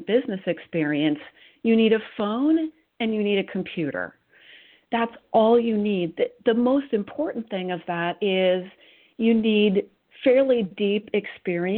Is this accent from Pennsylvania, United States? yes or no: no; Silicon Valley, California, United States; I grew up in Silicon Valley